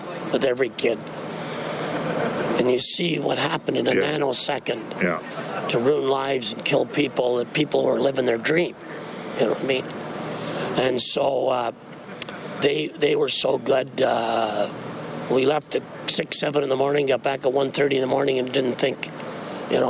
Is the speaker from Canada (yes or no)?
yes; Saskatchewan, Canada; moved away; my hometown in Saskatchewan